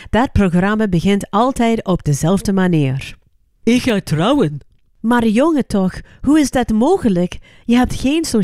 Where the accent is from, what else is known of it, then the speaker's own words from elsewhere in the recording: California, United States; Dutch is a second language; now in Belgium; ik uit Californië ben gekomen om met een man uit Limburg te trouwen